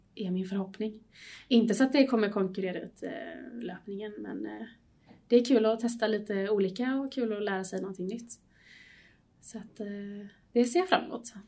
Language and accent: Swedish; Varberg, Halland County, Sweden; now in Gothenburg, Sweden; jag kommer från början från, eh, Varberg